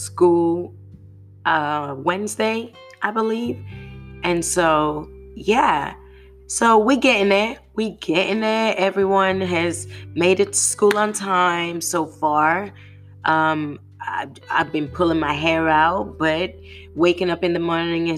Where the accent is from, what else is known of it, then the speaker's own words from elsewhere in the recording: United Kingdom; now in United States; as a Brit